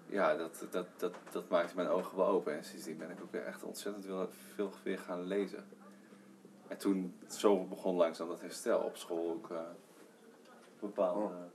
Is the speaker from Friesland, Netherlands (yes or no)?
yes; Heerenveen, Friesland, Netherlands; also born or lived in Leeuwarden; ik ben gewoon opgegroeid in Heerenveen en ik, gewoon Nederlandse jongen